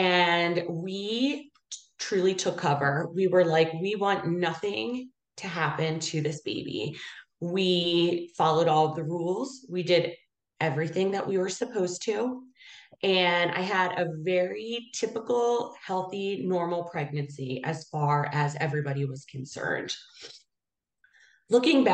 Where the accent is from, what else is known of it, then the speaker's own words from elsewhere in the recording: Abington, Pennsylvania, United States; born and raised in Abington